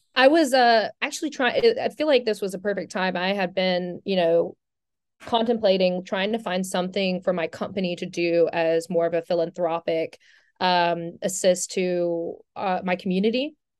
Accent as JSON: {"language": "English", "town": "St. Simons Island", "region": "Georgia", "country": "United States", "moved": "yes", "said": "I'm from Saint Simon's Island"}